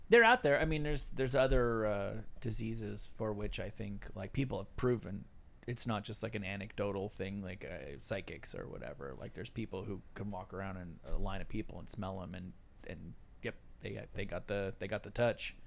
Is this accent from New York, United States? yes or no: no; Los Angeles, California, United States; we said L